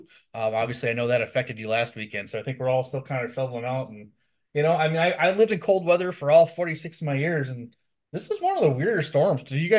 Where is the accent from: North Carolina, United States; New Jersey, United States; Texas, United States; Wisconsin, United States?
Wisconsin, United States; Milwaukee; I am from Milwaukee